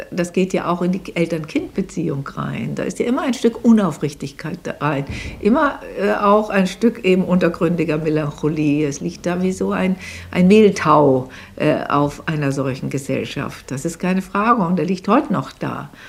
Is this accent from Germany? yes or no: yes; Germany; Wir sind als Deutsche äh, damit äh, belastet, solange es uns gibt.